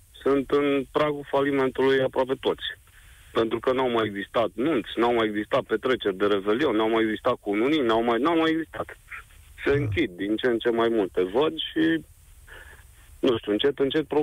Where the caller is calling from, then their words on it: Brașov, Brașov County, Romania; din Brașov.